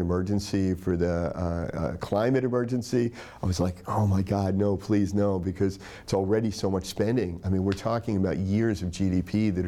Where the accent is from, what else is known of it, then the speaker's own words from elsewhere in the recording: Tennessee, United States; I grew up in Tennessee